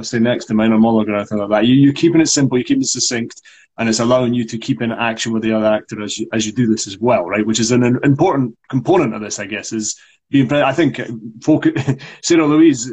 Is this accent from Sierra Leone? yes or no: no; Scotland, United Kingdom; accent: Scots; my Scots accent